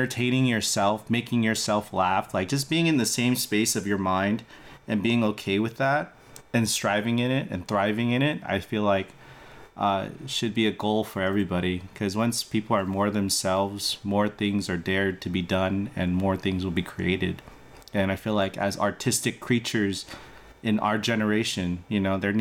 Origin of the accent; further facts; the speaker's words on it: United States; I was born here in America, first generation Asian American